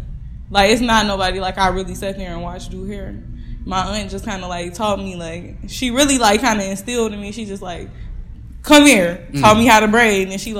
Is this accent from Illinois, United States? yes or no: yes; Kankakee, Illinois, United States; moved away as an adult; also born or lived in Warner Robins, Georgia; my hometown, Kankakee, Illinois.